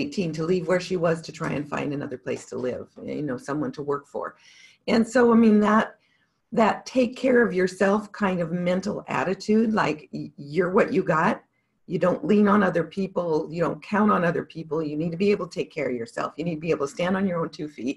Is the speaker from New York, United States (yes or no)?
no; Montana, United States; I grew up in Montana